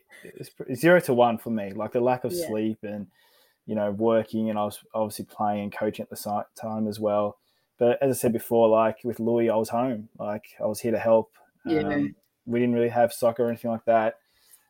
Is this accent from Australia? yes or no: yes; Australia; also born or lived in Larissa, Greece (family origin); I speak fluent Greek, I write it and all that, but I've been brought up here in Australia